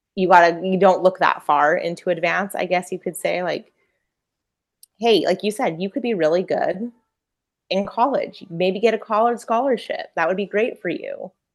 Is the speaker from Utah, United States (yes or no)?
yes; Utah, United States; growing up in Utah